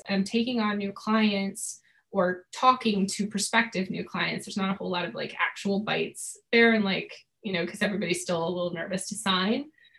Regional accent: New England, United States; I'm from New England, so I got my sarcasm card very young.

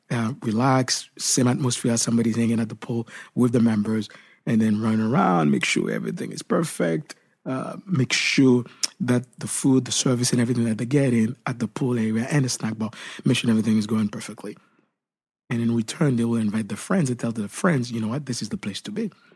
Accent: Haiti; moved away; Where I grew up back then in Haiti

